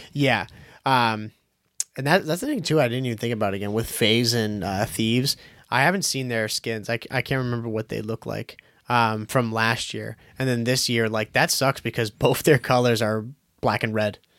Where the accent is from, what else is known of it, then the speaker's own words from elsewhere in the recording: Boston, Massachusetts, United States; we're from Boston